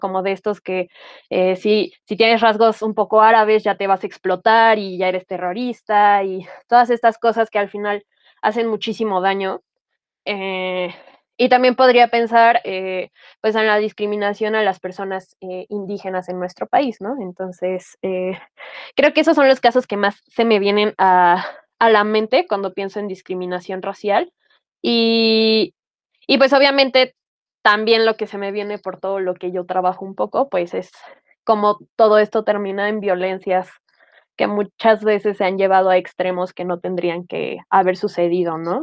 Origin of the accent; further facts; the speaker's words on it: Mexico; soy mexicana